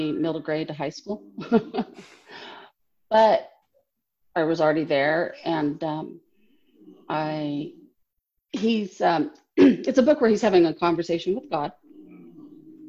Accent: Los Angeles, California, United States; moved away; also born or lived in Orange County; I grew up in Southern California, LA and Orange County

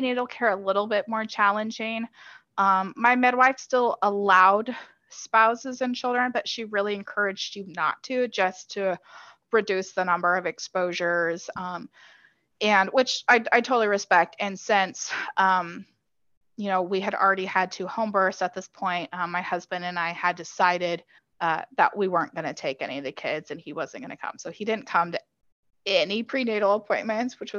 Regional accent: Kansas City, United States; we're from Kansas City

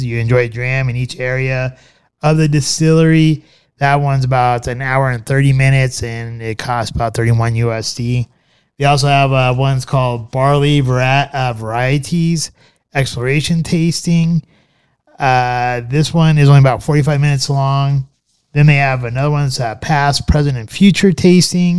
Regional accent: United States

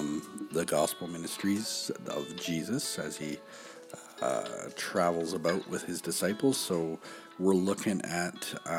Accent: Canada; We're Canadian

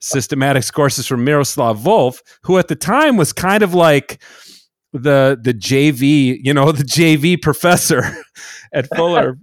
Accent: Minnesota, United States; my hometown pastor in Minnesota

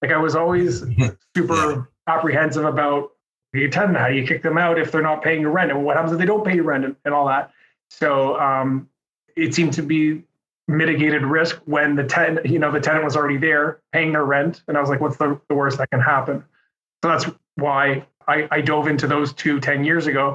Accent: Montreal, Quebec, Canada; Born and raised in Montreal

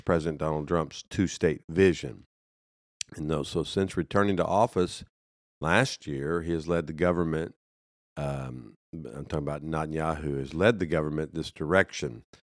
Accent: United States; as an American

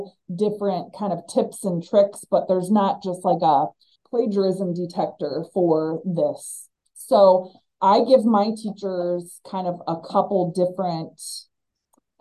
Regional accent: Northeast Ohio, United States; Home to me is Northeast Ohio.

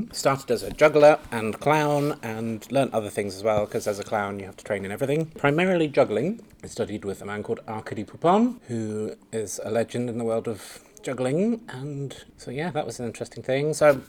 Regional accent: Winchester, South East England, United Kingdom; also born or lived in Belgium; I was born in the south of England in a place called Winchester, which has a big cathedral, the longest nave in Europe. Fun fact. But I grew up, did some of my growing up in Belgium

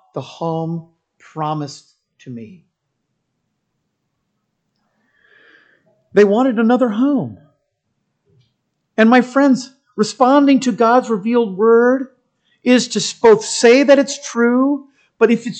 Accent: United States; I'm a Christian who happens to be an American

